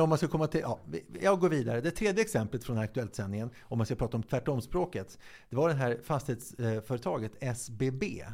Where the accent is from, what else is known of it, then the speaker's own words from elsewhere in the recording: Stockholm, Stockholm County, Sweden; där jag bodde när jag växte upp i Hässelby